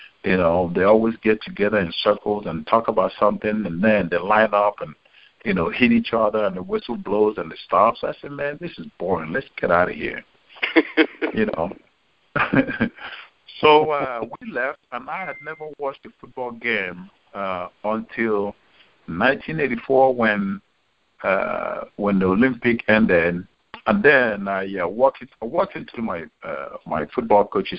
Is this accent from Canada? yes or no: no; Nigeria; moved away as an adult; now in United States; I grew up in Nigeria and went through high school in Nigeria